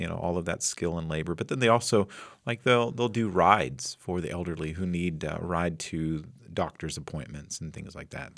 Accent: Flint Hills, Kansas, United States; right outside my hometown, I seventy, right through the Flint Hills

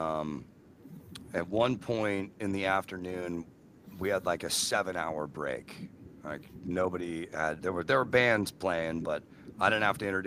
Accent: San Francisco, California, United States; grew up on San Francisco radio.

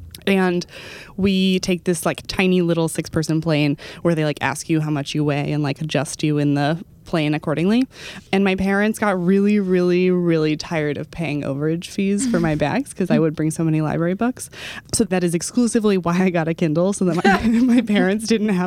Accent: Dallas, Texas, United States; moved away; I went back to my hometown recently. I went back to Dallas

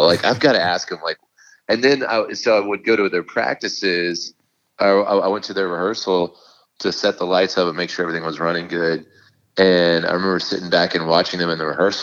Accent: Fort Worth, Texas, United States; We're all from Fort Worth together

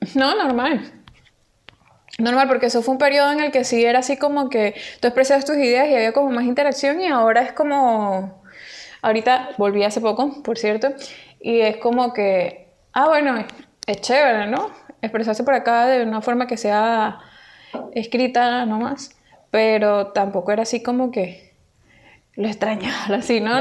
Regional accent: Venezuela; now in Peru; nosotros ahorita nos encontramos en Perú, nosotros venimos de Venezuela

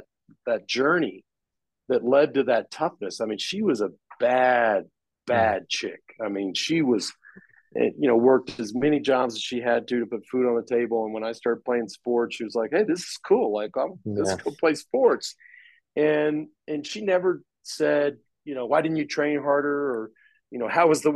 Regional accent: Dallas, Texas, United States; now in Austin, United States; we grew up in Dallas

